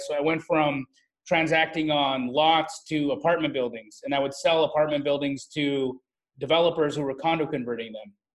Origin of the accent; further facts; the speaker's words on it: Calgary, Alberta, Canada; moved away as an adult; also born or lived in Phoenix; I grew up in Calgary, Alberta, Canada.